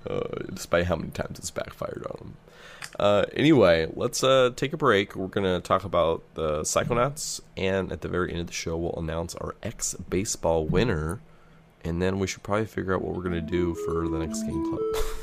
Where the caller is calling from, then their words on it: Sweden; English is a second language; I'm from Sweden. It didn't get released here back in the day